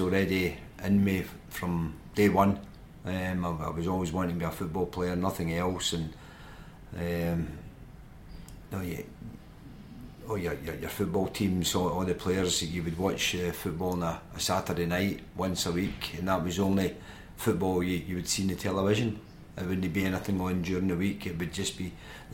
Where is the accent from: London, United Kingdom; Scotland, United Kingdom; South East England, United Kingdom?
Scotland, United Kingdom; being a Scotsman